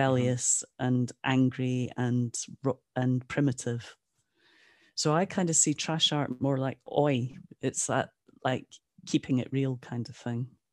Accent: Aberdeen, Scotland, United Kingdom; also born or lived in Jamaica / Ottawa; Aberdeen where I'm from

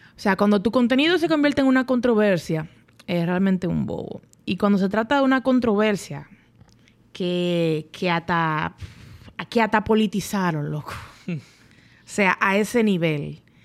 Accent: Dominican Republic; also born or lived in Spain; yo era la única dominicana extranjera en mi clase.

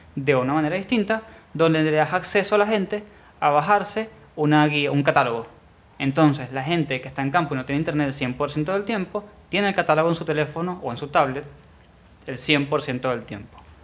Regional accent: Venezuela; moved away; vengo de Venezuela

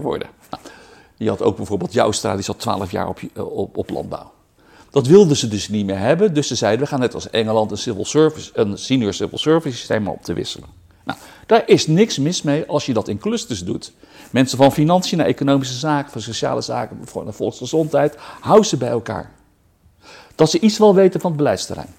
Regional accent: Rotterdam, South Holland, Netherlands; ik ben geboren en getogen in Rotterdam

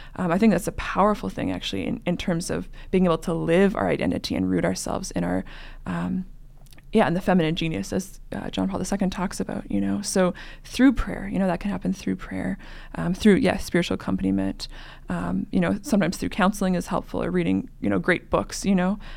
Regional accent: Western Canada, Canada; moved away as an adult; now in Denver, United States; I'm originally from Canada, Western Canada, where it's also cold like North Dakota.

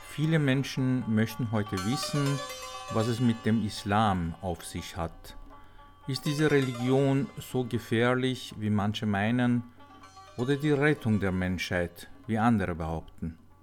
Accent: Iran; Als Iraner habe ich

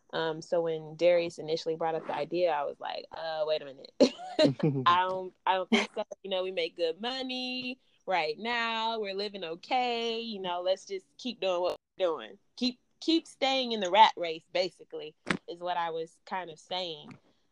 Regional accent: San Antonio, Texas, United States; also born or lived in Alabama; now in Louisville, United States; because again, I'm from Texas. So San Antonio, 1.1 million people, the population.

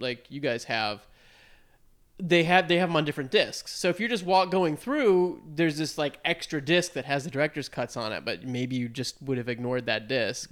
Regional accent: United States; we are dumb American

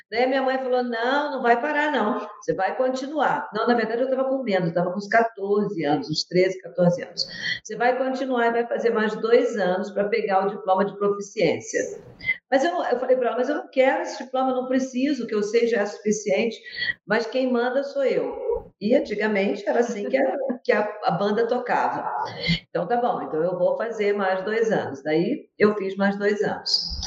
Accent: Rio de Janeiro, Brazil; moved away as an adult; also born or lived in Andradina, São Paulo; now in Curitiba, Brazil; Sou carioca.

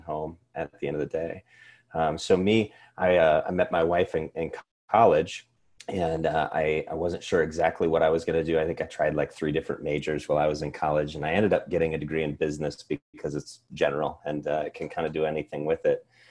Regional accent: Cedar Rapids, Iowa, United States; I grew up here in Iowa.

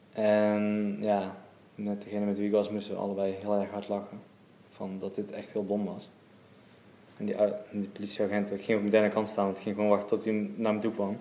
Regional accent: Waalwijk, North Brabant, Netherlands; Geboren en opgegroeid in Waalwijk, Brabant.

